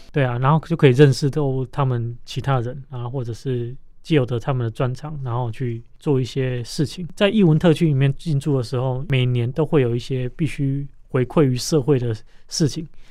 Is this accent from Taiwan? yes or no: yes; Longtian, Taiwan; 当我回过头来看成长的家乡，也就是龙田这个地方